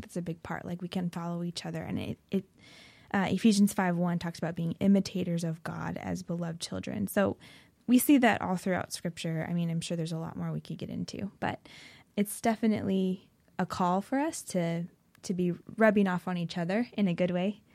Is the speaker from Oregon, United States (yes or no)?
yes; Oregon, United States; I grew up in Oregon, um, so born and raised